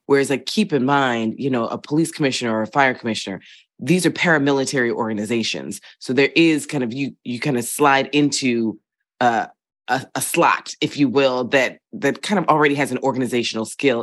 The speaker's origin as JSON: {"language": "English", "town": "Philadelphia", "region": "Pennsylvania", "country": "United States", "tie": "born or raised there", "moved": "yes", "said": "I grew up in Philadelphia in a particular neighborhood"}